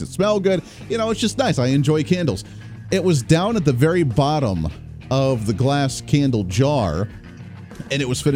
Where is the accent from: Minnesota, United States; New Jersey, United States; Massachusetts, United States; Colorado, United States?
Colorado, United States; now in Wichita, United States; I grew up in Colorado